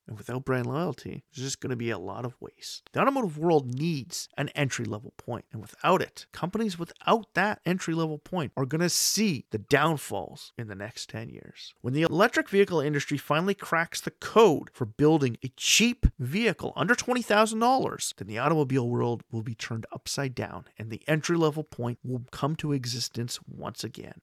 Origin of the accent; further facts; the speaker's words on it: Canada; my home country of Canada